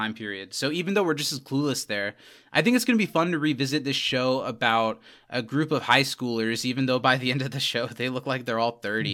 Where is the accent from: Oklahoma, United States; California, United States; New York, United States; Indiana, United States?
Indiana, United States; didn't grow up in Wisconsin, but we grew up in Indiana